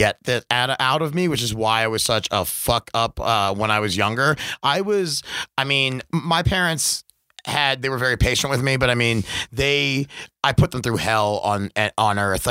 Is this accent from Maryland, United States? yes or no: yes; Baltimore, Maryland, United States; moved away as an adult; grew up there till I was 19.